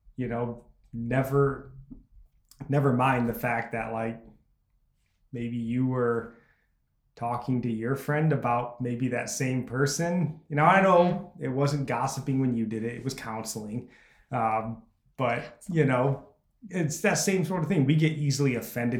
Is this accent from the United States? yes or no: yes; United States; as an American.